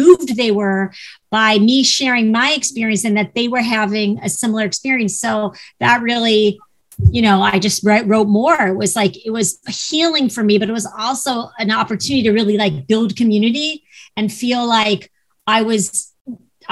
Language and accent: English; Ohio, United States; now in Los Angeles, United States; Even though I live in LA, I am from Ohio.